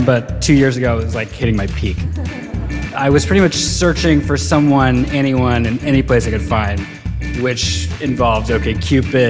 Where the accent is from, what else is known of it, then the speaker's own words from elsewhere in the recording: Virginia, United States; moved away as an adult; also born or lived in Chicago; now in New York, United States; I grew up in Virginia and lived in Chicago after I graduated from college and had just moved to New York